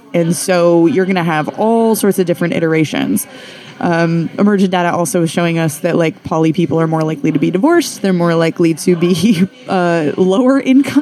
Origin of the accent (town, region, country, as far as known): Western Nebraska, United States; born or raised there; now in Philadelphia, United States